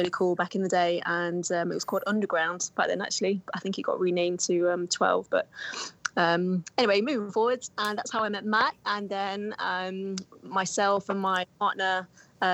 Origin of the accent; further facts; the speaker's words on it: Nottingham, East Midlands, United Kingdom; the Nottingham Caves and the underground system in my hometown